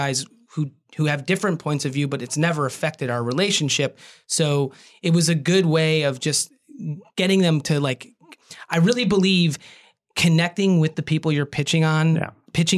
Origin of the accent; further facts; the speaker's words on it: Cleveland, Ohio, United States; a young Clevelander